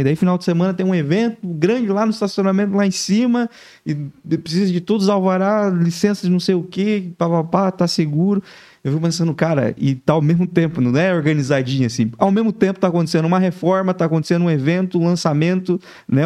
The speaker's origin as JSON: {"language": "Portuguese", "town": "Laranjeiras do Sul", "region": "Paraná", "country": "Brazil", "tie": "born or raised there", "moved": "as an adult", "said": "nascido e criado em Laranjeiras do Sul, interior do Paraná"}